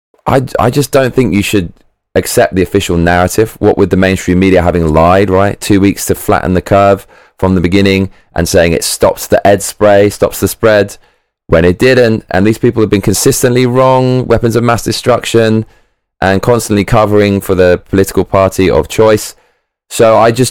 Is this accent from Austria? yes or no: no; United Kingdom; I'm British